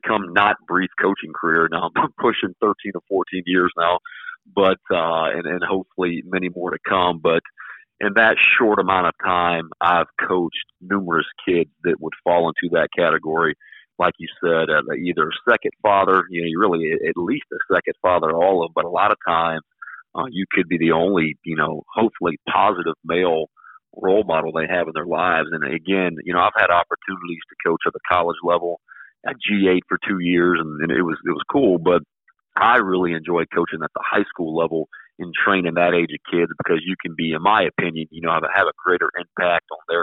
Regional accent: Beaufort, South Carolina, United States; moved away as an adult; also born or lived in Charleston, South Carolina / Orlando, Florida; now in Ponte Vedra, United States; My hometown of Beaufort, South Carolina

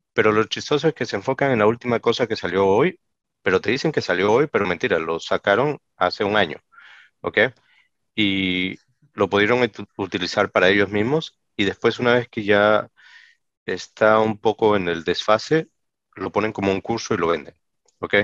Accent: Peru; en mi país, Perú, ¿no? Yo soy peruano de nacimiento

